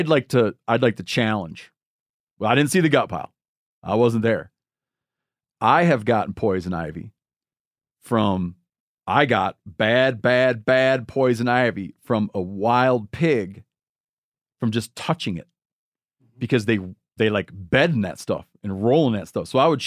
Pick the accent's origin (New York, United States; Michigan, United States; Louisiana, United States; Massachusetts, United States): Michigan, United States; This guy's in my home state of Michigan, gutting a deer